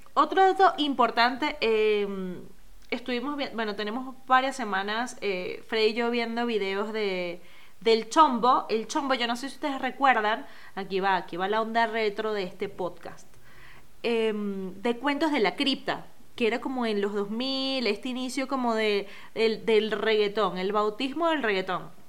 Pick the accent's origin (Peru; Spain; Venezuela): Venezuela; mi música navideña son las gaitas, eh, como buena venezolana